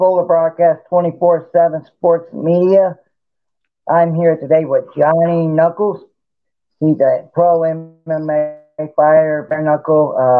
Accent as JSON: {"language": "English", "town": "Norfolk", "region": "Virginia", "country": "United States", "tie": "born or raised there", "said": "my hometown, Norfolk, Virginia."}